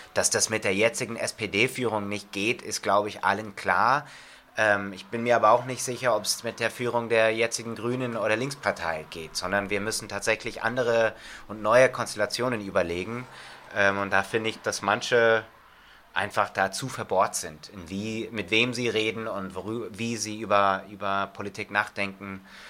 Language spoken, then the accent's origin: German; United States; German is a second language; now in Germany; ich bin selber in den USA aufgewachsen